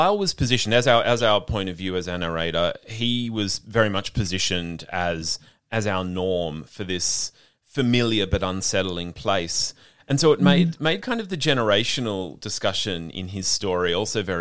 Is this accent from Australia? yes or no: yes; Australia; as white Australians